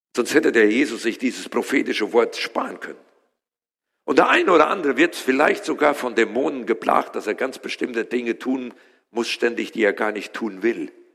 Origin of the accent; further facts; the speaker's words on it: Germany; wir als Deutsche